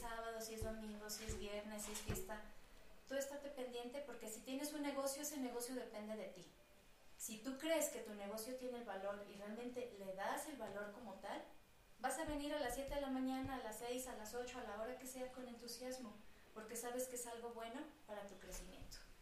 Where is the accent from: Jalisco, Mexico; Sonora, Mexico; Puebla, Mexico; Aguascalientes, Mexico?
Aguascalientes, Mexico; moved away as an adult; also born or lived in Querétaro; now in Mexico City, Mexico; yo soy de Aguascalientes, tengo toda mi red de psicólogos de allá